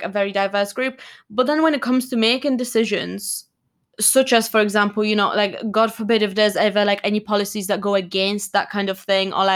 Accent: Poland; moved away; I'm Polish, I'm from Poland.

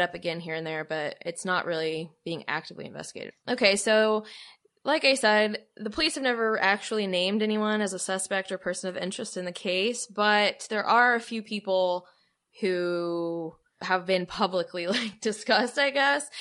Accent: Arlington, United States; moved away; I'm from Arlington.

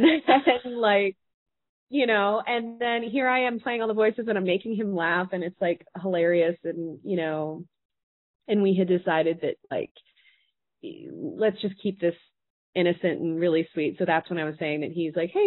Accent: Boston, Massachusetts, United States; I'm from Boston

